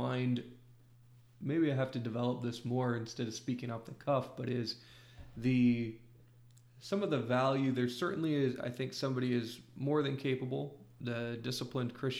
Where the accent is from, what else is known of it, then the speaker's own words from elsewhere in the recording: Iowa, United States; in my home state of Iowa